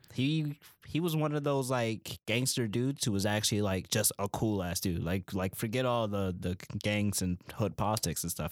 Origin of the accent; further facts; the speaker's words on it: Buffalo, New York, United States; we're from Buffalo